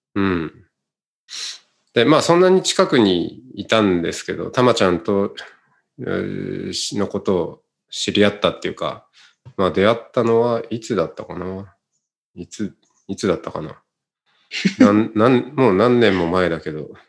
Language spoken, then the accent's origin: Japanese; Otaru, Hokkaido, Japan; accent: Hokkaido dialect; moved away as an adult; 僕のあの、生まれ育った